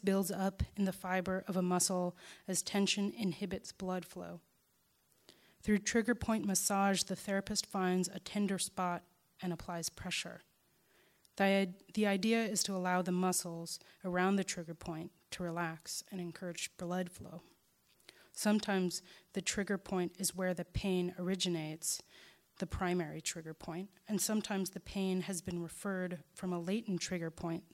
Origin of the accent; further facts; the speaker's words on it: Chicago, Illinois, United States; my hometown's black site